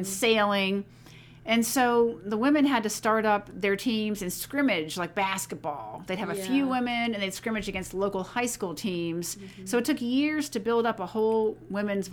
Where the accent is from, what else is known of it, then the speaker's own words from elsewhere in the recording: Ellicott City, Maryland, United States; I was born and raised in Ellicott City, Maryland